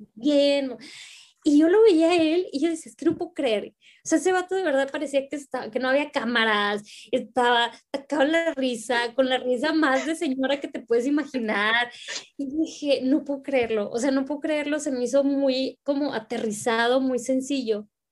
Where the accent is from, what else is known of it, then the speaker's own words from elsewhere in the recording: Reynosa, Tamaulipas, Mexico; now in Monterrey, Mexico; vivo acá en, en la ciudad de Monterrey, este, pero soy de Reynosa, soy de la frontera, orgullosamente tamaulipeca